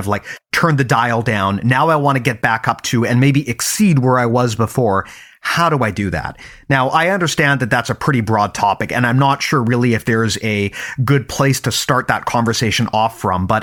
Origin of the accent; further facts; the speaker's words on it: Canada; also born or lived in Vancouver, British Columbia; I'm Canadian, right? Yeah. I live in Vancouver, yeah. BC